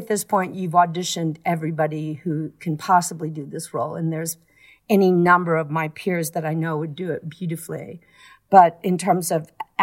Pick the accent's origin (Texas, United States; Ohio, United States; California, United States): Texas, United States; Fort Worth; moved away; also born or lived in New York; where I grew up in Fort Worth.